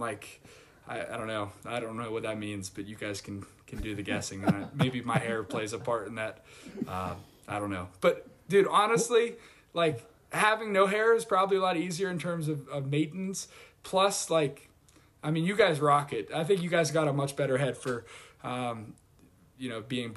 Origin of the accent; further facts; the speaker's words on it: Pittsburgh, Pennsylvania, United States; moved away as an adult; also born or lived in Michigan; now in New England, United States; I'm from Pittsburgh, went to Michigan, and then ended up here in New England